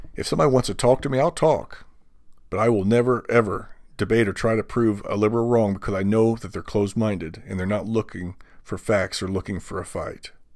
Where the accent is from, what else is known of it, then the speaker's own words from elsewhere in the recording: United States; as an American